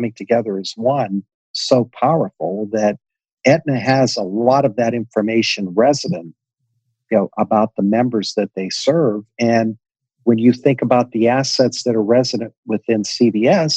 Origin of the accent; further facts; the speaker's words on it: Western Pennsylvania, United States; I grew up in Western Pennsylvania